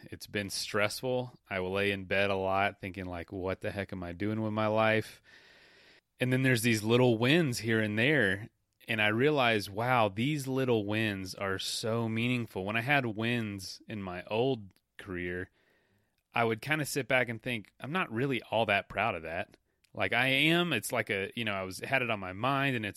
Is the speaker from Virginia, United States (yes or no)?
no; Florida, United States; I'm from the South. I'm from Florida